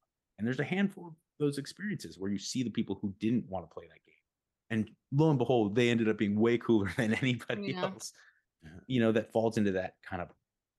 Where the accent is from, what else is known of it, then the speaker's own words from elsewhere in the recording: Pasadena, California, United States; I grew up in the East Side in the Pasadena area, and this is the 90s.